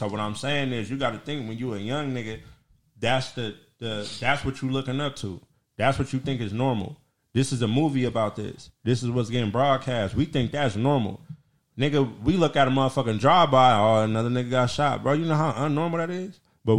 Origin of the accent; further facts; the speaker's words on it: United States; I'm from America.